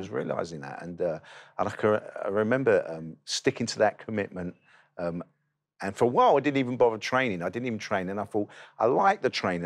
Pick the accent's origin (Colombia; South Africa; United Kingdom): United Kingdom; London; I grew up in East London, um, near the best football club in the country, West Ham United